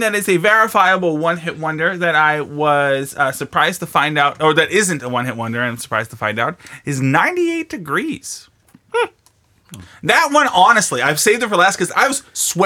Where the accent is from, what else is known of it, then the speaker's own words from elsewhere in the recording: Pittsburgh, Pennsylvania, United States; I'm from Pittsburgh, so it's South Side.